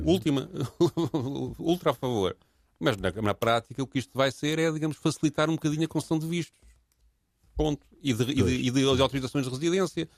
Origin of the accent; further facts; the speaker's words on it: Portugal; somos portugueses